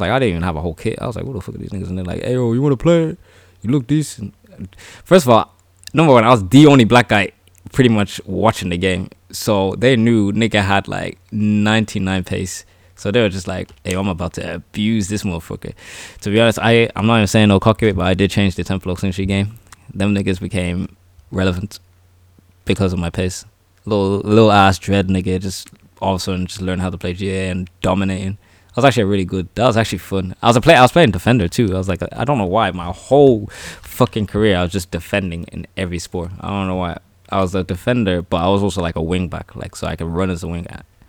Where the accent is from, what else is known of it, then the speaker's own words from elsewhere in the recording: Ireland; a guy who was born and raised in Ireland, I know I'm black, I'm black and African